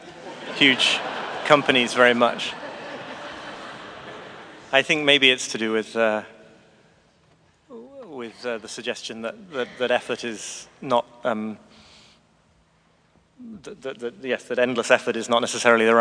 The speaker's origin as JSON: {"language": "English", "area": "the north of Britain", "region": "the north of England", "country": "United Kingdom", "said": "I'm British too. And moreover, from a part of Britain in the north where you really do have to learn to find pleasure in a walk on a windy hillside"}